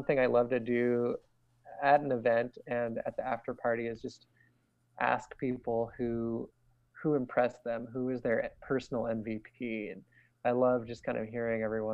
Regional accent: Seattle, Washington, United States; I grew up in Seattle, and I was watching the Sonics as a kid

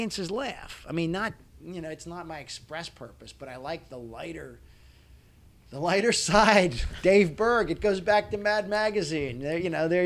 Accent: Maryland, United States; accent: Maryland; I'm from Maryland. I have a Maryland accent.

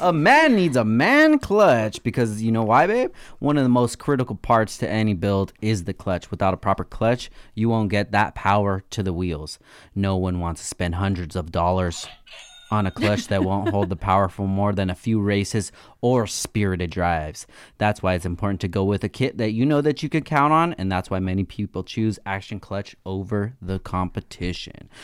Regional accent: United States; I'm an American

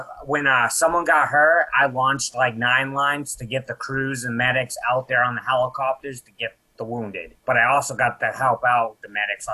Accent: Livermore Falls, Maine, United States; I grew up in a small town called Livermore Falls, Maine.

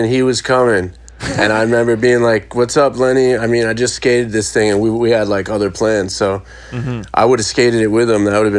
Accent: Secaucus, New Jersey, United States; I came up in Seawarn, New Jersey

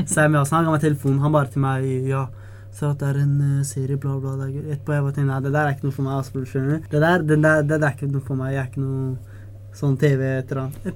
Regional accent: Oslo, Norway; Det er stedet jeg kommer fra. Det er viktig å alltid kjære til han kommer fra Ellingsrudsen. Der er jeg fra, altså.

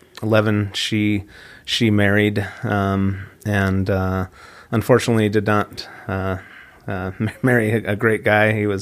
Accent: Midvale, Utah, United States; Yeah, so I grew up locally in Midvale, Utah, and grew up, went to East Midvale Elementary and Midvale Middle, and then on to Hillcrest High. So, yeah, local guy.

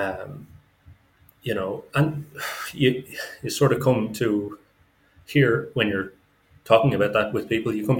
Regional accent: Dublin, Leinster, Ireland; moved away as an adult; now in Kazan, Russia; I am from Dublin in Ireland, and I live at the moment in Russia, in Kazan City

